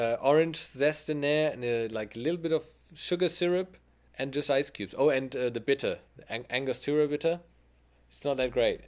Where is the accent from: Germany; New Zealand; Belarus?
Germany; my hometown